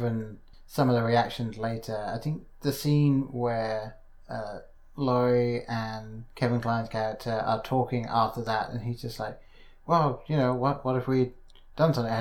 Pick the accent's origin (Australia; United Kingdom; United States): United Kingdom; England; growing up in England